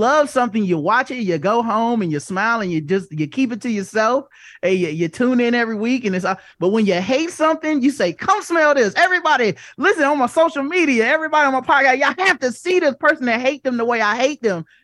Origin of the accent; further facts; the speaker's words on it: the South, United States; I grew up in, I grew up in the South